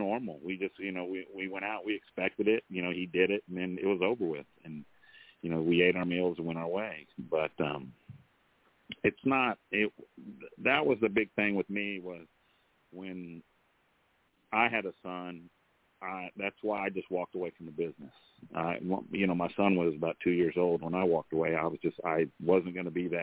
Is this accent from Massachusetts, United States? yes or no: no; Austin, Texas, United States; also born or lived in San Marcos, Texas; when we first moved to Austin, Texas, I was born in San Marcos. And when we moved to Austin, you know, my dad got real big. I think it was like the third grade